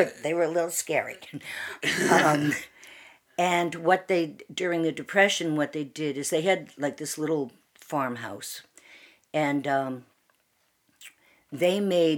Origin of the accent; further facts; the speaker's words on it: Worcester, Massachusetts, United States; I was born in Worcester, Massachusetts.